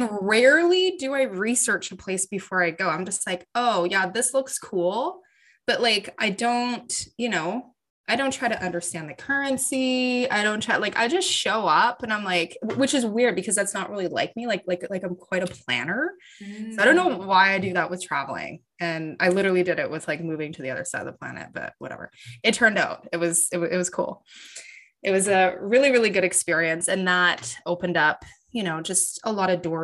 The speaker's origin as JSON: {"language": "English", "country": "Canada", "tie": "born or raised there"}